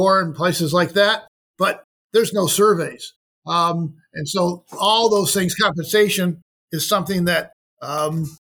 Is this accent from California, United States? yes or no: no; Rochester, New York, United States; Rochester, New York, which was my hometown